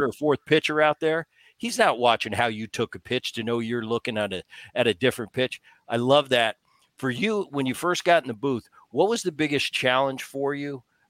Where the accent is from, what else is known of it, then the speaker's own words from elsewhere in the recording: Philadelphia, Pennsylvania, United States; I mean, so I always knew, you know, we grew up in Philly and it was Harry Callis.